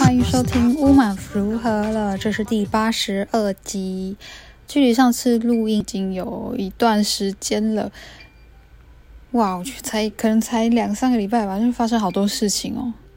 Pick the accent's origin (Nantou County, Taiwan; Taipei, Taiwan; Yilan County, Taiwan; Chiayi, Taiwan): Nantou County, Taiwan; Xinyi Township; moved away; 我是来自新义乡，其实我就是在区长大的小孩